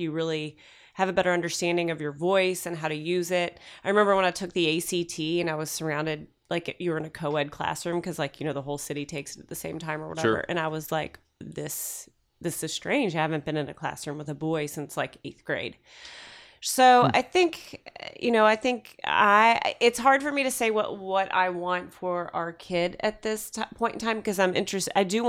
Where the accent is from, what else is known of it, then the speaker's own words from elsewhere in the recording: Louisville, Kentucky, United States; So I grew up in Louisville, Kentucky, and it's very normal there.